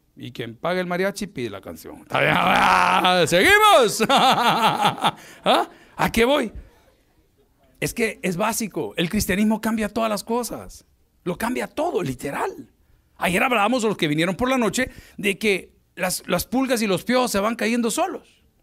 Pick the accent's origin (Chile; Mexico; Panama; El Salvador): El Salvador; En mi país, El Salvador